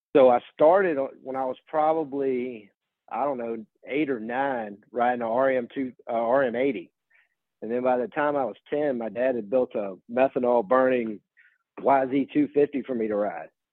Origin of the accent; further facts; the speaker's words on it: Virginia, United States; I grew up in Virginia